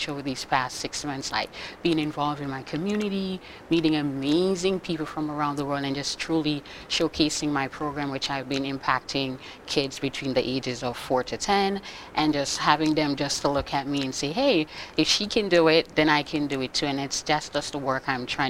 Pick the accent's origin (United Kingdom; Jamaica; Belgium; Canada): Jamaica; moved away as an adult; now in Boston, United States; I've been in the U.S. for the past 10 years. I'm originally from Jamaica